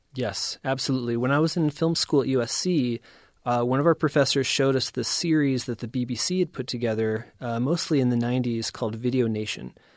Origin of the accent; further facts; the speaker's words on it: East Tennessee, United States; also born or lived in East Bay Area, California; now in Utah, United States; I grew up in East Tennessee in the eighties and nineties